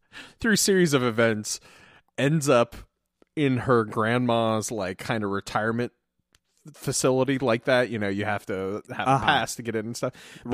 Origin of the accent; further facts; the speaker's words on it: New Jersey, United States; this is my wife … We're from Jersey.